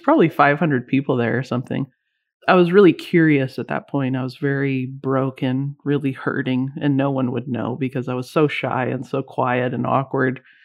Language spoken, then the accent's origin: English; Canada; also born or lived in Vancouver, British Columbia; I'm Canadian